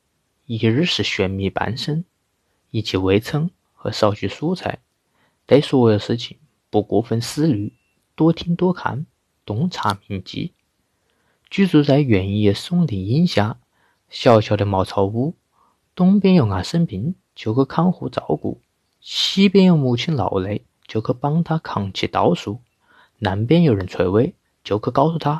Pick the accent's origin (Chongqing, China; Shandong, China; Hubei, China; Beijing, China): Hubei, China; Wuhan; 大家好，我是来自武汉的…。